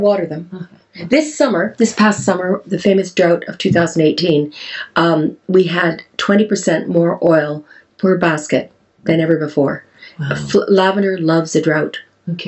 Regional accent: Canada; accent: Canadian; now in Wales, United Kingdom; my Canadian accent

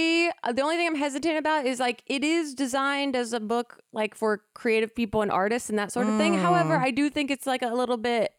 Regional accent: East Coast, United States; now in Los Angeles, United States; we grew up on the East Coast.

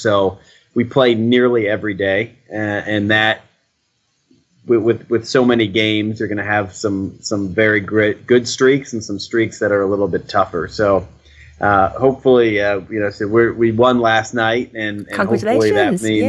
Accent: Cleveland, Ohio, United States; moved away as an adult; now in Boston, United States; I grew up loving baseball, but I'm from Cleveland, Ohio.

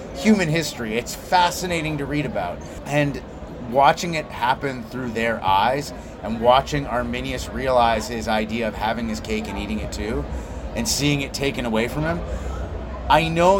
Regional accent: Belgium; I grew up in Belgium

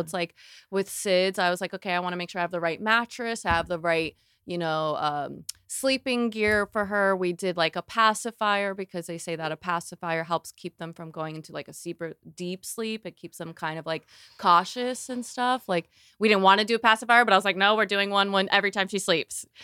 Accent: Florida, United States; I'm from Florida

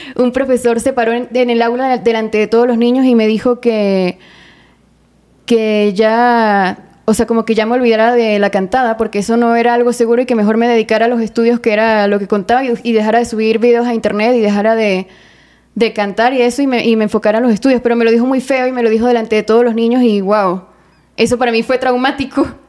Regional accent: Mérida, Venezuela; moved away; en mi ciudad natal, Mérida, Venezuela

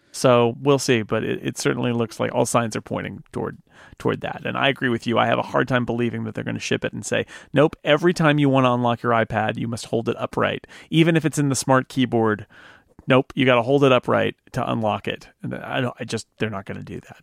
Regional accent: United States; I'm an American

